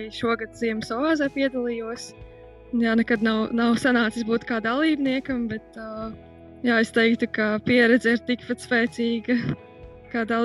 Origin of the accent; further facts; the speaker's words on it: Ikšķile, Ogre Municipality, Latvia; Eh, es esmu no Ikšķilas